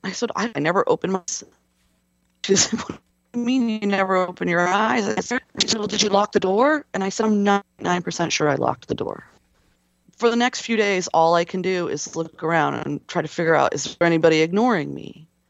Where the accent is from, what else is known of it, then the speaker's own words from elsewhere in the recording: West Coast, United States; I'm from the West Coast